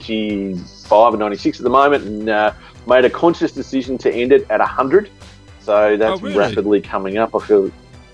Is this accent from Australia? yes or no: yes; Australia; I'm Australian born and bred